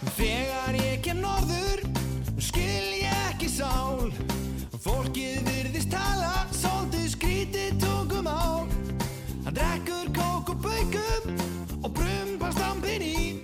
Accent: Poland; Icelandic is a second language; now in Akureyri, Iceland; Ég kem frá Pólund.

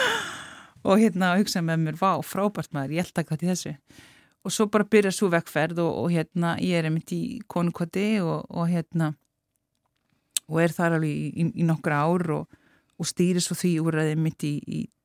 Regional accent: Keflavík, Southern Peninsula, Iceland; ég ólst upp í Keflæk

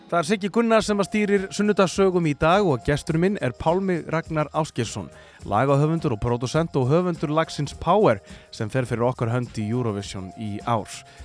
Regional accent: Akureyri, Northeastern Region, Iceland; Ég er frá Akureyri

